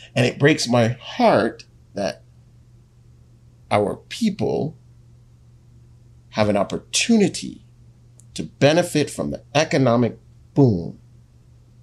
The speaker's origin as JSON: {"language": "English", "country": "Jamaica", "said": "as a Jamaican man, and I mean a real Jamaican man"}